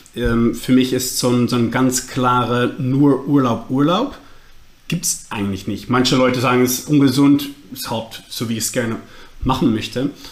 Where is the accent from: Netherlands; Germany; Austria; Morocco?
Netherlands; accent: Dutch; German is a second language; mein äh, Holländisch, Englisch, Deutsch. Ähm, sollte verständlich sein, aber ist klar nicht meine Muttersprache